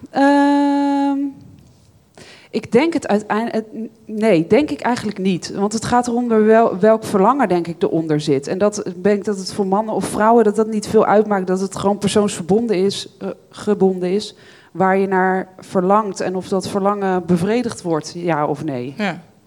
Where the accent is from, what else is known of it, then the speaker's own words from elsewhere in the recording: Bible Belt, Netherlands; Ik ben opgegroeid op de Bijbelbelt, dus christelijk opgevoed uiteindelijk daar